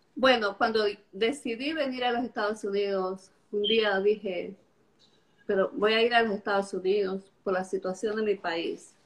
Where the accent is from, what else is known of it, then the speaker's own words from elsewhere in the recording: Estelí, Nicaragua; moved away as an adult; now in Charlotte, United States; yo soy de Nicaragua. Nací en Estelí, en la ciudad de Estelí, en Nicaragua. Pero vivo en Charlotte, en Carolina del Norte